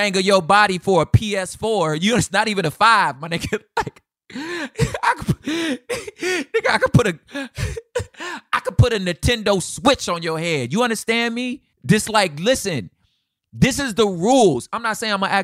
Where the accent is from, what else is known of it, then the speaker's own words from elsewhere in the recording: Los Angeles, California, United States; I'm from South Central Los Angeles